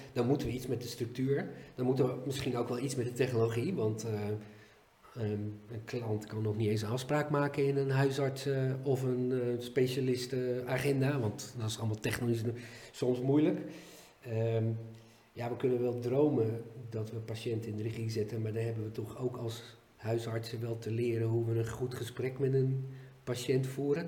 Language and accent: Dutch; Netherlands; wij als Nederlanders